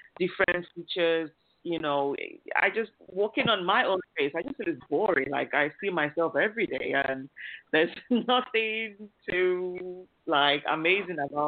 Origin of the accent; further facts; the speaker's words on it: Nigeria; moved away as an adult; now in United Kingdom; I'm originally from Nigeria